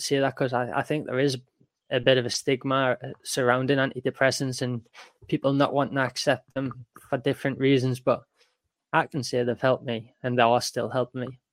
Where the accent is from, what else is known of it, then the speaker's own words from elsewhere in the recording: Newcastle upon Tyne, North East England, United Kingdom; I'm from Newcastle, so not that far away as well.